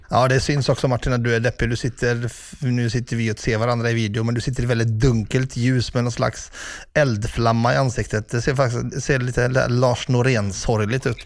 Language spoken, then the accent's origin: Swedish; Ulricehamn, Västra Götaland, Sweden; i min hemstad, börjar vi i Ulricehamn